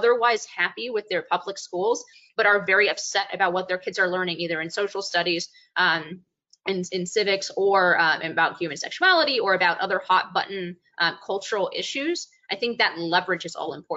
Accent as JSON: {"language": "English", "area": "Bay Area", "region": "California", "country": "United States", "tie": "born or raised there", "said": "the very liberal town in which I grew up in the Bay Area in California"}